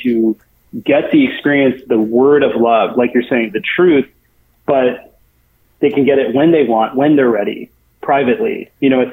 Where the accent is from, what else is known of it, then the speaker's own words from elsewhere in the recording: United States; growing up in the United States